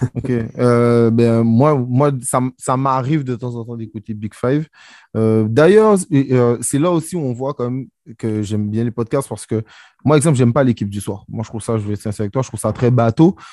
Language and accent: French; Guadeloupe; je suis guadeloupéen